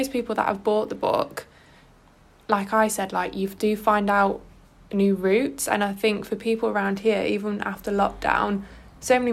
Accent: Belper, East Midlands, United Kingdom; I'm from Belper

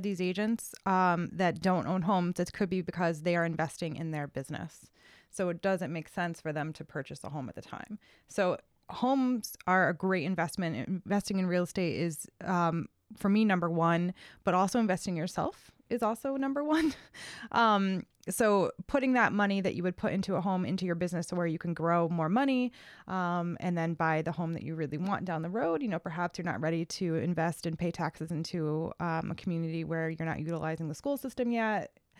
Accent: Cheshire, Connecticut, United States; I grew up in Cheshire.

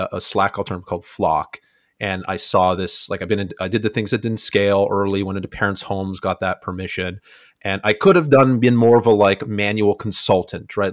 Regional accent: Niagara region, Ontario, Canada; I'm from Canada, Niagara region

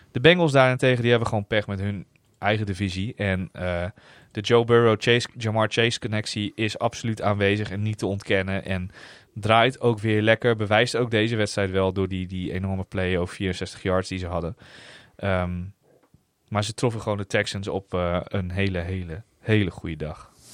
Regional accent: Netherlands; we uit Nederland kwamen

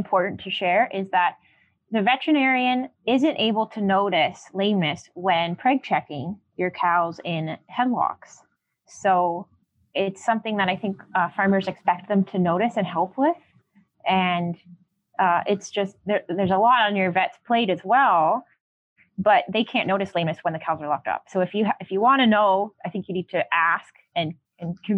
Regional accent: Canada; I'm so Canadian.

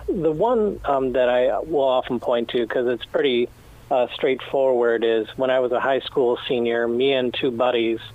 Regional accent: Sterling Heights, Michigan, United States; where I grew up in Sterling Heights

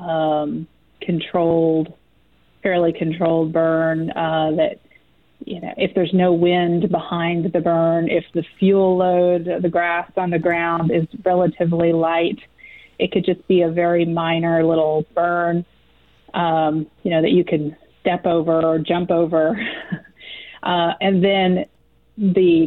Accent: Butler County, Kansas, United States; moved away as an adult; also born or lived in Fayetteville, Arkansas; I'm from Butler County, which is kind of the tail end of the Kansas Flint Hills

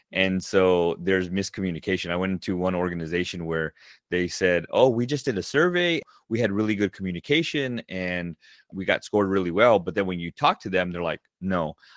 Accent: Southern California, United States; I grew up in Southern California

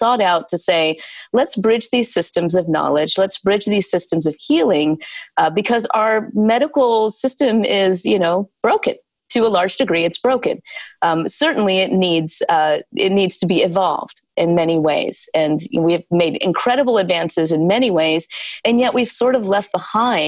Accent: South Carolina, United States; I was born and raised in the South, in South Carolina

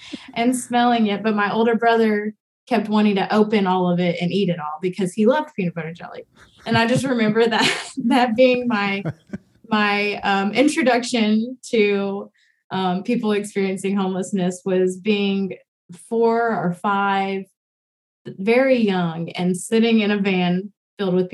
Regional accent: Memphis, Tennessee, United States; growing up in Memphis, I was a part of a Cumberland

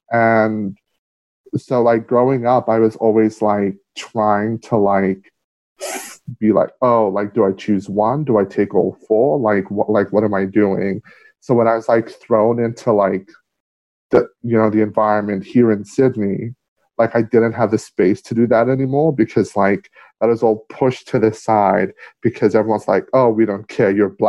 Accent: Manus Province, Papua New Guinea; I just tell people, like, I'm from Manus because, you know, that's where my grandfather's from. And he raised me.

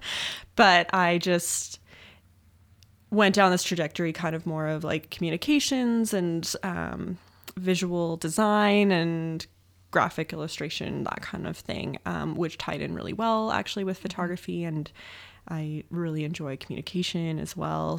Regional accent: Cochrane, Alberta, Canada; also born or lived in High River, Alberta / Vulcan, Alberta / Calgary, Alberta; I grew up in and around the Calgary area. Grew up mostly in Cochrane.

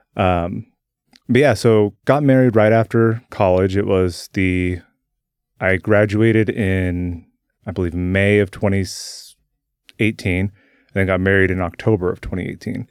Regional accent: Salem, Oregon, United States; also born or lived in Turner; I was born here in Salem. Uh, I've lived here my entire life, uh, just outside of Salem in Turner

